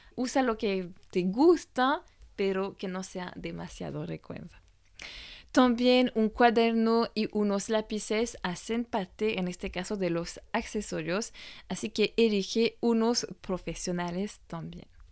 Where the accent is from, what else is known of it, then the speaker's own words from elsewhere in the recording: France; francesa y coach de imagen